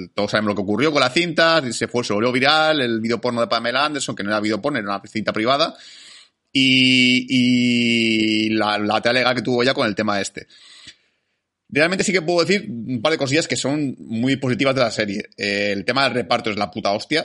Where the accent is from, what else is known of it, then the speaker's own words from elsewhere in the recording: Spain; somos nosotros los españoles